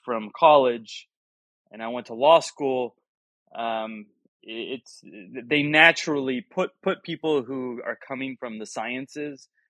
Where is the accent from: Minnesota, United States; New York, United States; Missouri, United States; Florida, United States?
Florida, United States; Miami; I was born and raised in Miami